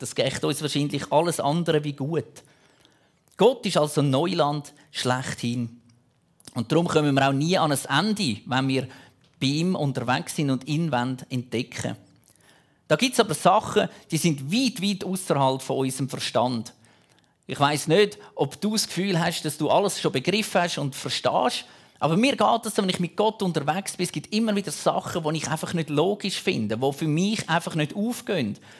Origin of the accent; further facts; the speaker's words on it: Switzerland; Bei uns in der Schweiz